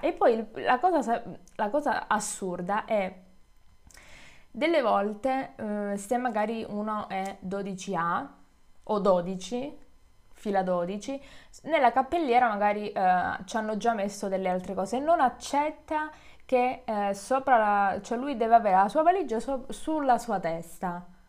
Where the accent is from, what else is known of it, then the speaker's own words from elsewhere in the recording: Calabria, Italy; moved away; Io sono, sono calabrese